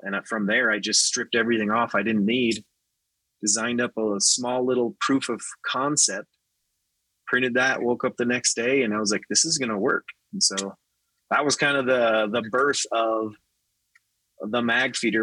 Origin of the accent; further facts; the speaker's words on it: Nevada, United States; I was raised in Nevada